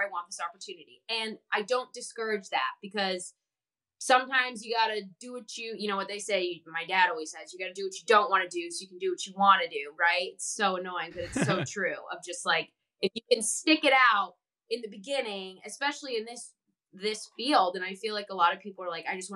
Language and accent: English; outside of Chicago, Illinois, United States; moved away; I grew up outside of Chicago